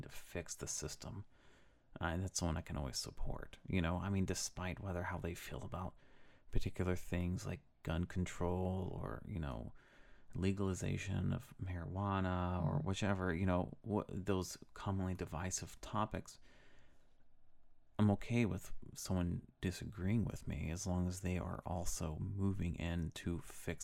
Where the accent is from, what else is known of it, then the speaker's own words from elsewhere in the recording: United States; I'm American